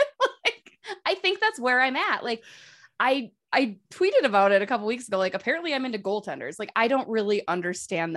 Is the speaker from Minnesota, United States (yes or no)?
yes; Minnesota, United States; I'm Minnesotan